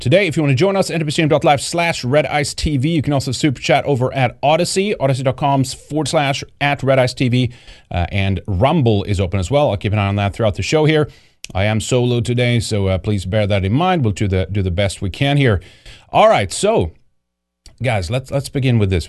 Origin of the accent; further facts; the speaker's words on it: Sweden; moved away; Growing up in Sweden